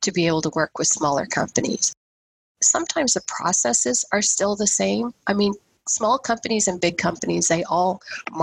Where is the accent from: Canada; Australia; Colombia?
Canada; the Maritimes; also born or lived in India; now in Halton Region, Canada; I was born in India, I grew up in the Maritimes, but I've lived here in Halton region now since 1997